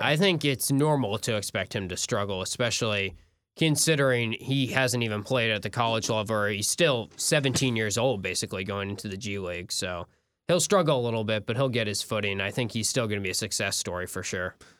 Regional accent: North Carolina, United States; I'm from North Carolina

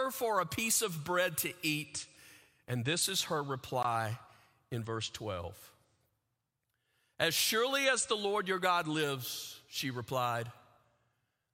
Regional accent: the South, United States; as a kid, I grew up in the South, in the middle of the center of what's called the Bible Belt

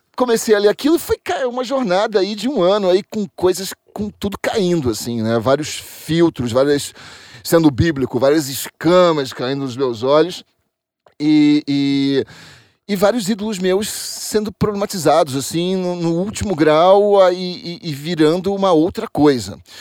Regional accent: Rio de Janeiro, Brazil; moved away as an adult; now in São Paulo, Brazil; Sou do Rio de Janeiro, estou é, aqui em São Paulo há 13 anos.

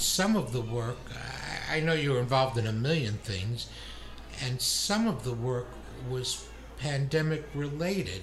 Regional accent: New York City, New York, United States; I'm from Brooklyn

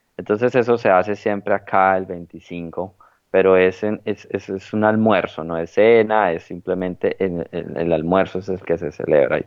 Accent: Llanos Orientales, Colombia; moved away as an adult; now in Sydney, Australia; yo también soy llanero

